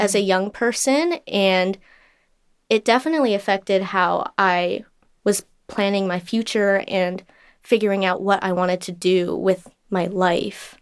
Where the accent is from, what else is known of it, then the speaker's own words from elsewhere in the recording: Southern California, United States; I grew up in Southern California my entire life